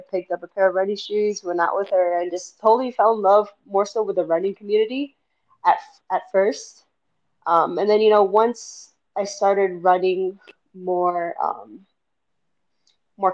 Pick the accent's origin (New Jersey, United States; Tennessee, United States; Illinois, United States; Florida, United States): Florida, United States; Miami; moved away as an adult; now in Salt Lake City, United States; I'm originally from Miami. I haven't lived anywhere outside of Miami for nearly 30 years